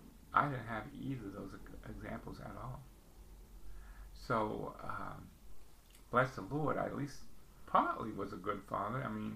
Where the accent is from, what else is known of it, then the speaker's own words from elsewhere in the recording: New York City, New York, United States; we lived in the basement apartment growing up in the Bronx, New York, and Pelham Bay.